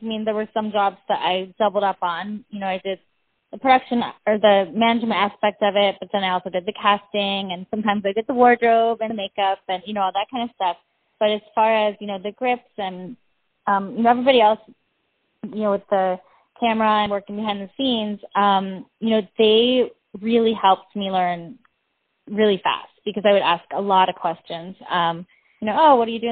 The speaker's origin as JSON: {"language": "English", "region": "Iowa", "country": "United States", "tie": "born or raised there", "also_born_or_lived": "Wisconsin", "moved": "as an adult", "lives_now": "Hollywood, United States", "said": "Couple different towns throughout Iowa, Wisconsin, you know, simple Midwestern living"}